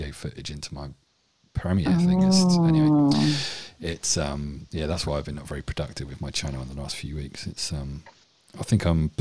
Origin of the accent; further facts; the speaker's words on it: Winchester, South East England, United Kingdom; accent: posh English; also born or lived in Essex; I'm born and bred Winchester, kind of posh English kind